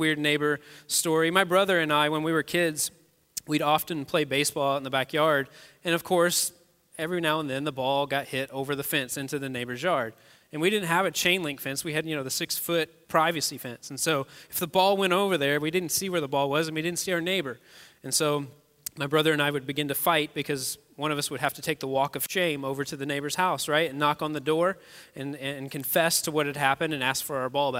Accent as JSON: {"language": "English", "region": "Kentucky", "country": "United States", "moved": "as an adult", "lives_now": "Westfield, United States", "said": "I'm actually not even a native Hoosier. I'm from Kentucky originally"}